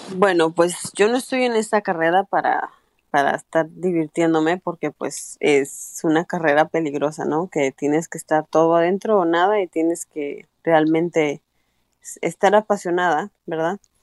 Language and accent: Spanish; Aguascalientes, Mexico; now in Canada; estaba un poco peligrosa en México, en Aguascalientes